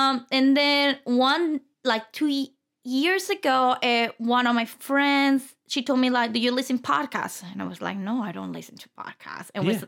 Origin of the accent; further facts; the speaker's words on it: Mexicali, Baja California, Mexico; English is a second language; moved away as an adult; now in Phoenix, United States; So I was born and raised in Mexico, mm-hmm. Mexicali, Baja California. Okay. Moved to Phoenix around 6 years now.